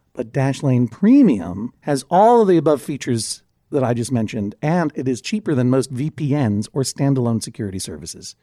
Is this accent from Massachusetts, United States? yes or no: yes; Brookline, Massachusetts, United States; Brookline is my hometown.